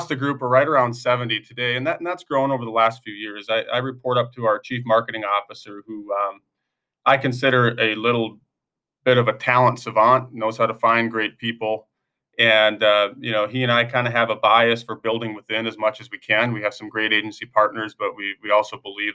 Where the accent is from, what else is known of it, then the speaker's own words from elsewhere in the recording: Northwest Minnesota, United States; moved away as an adult; now in Pella, United States; I'm from a town of 200 people originally in Northwest Minnesota